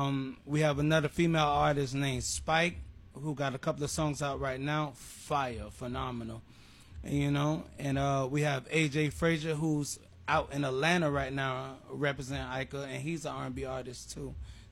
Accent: Jamaica; A longtime friend of mine when I came from Jamaica, so...

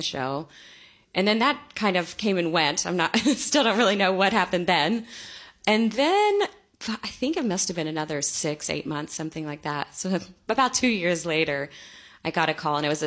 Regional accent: Tulsa, Oklahoma, United States; moved away as an adult; also born or lived in New York, United States; now in St. Louis, United States; I grew up in Tulsa, Oklahoma

